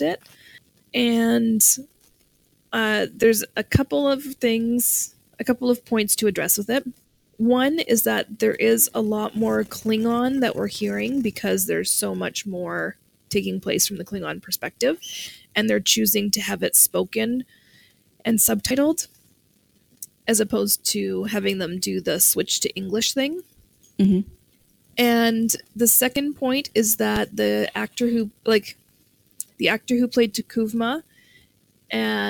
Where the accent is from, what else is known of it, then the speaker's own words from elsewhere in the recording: Canada; how much of a failure as a Canadian I am.